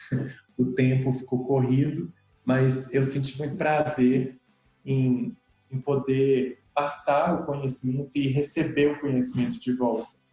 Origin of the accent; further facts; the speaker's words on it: Sete Lagoas, Minas Gerais, Brazil; eu sou de Sete Lagoas, e desde sempre eu cresci com as vendas